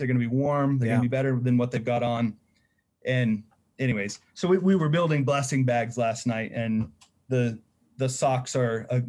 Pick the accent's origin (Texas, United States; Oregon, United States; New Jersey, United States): Oregon, United States; I'm from Oregon. I don't want to pay your sales tax up here.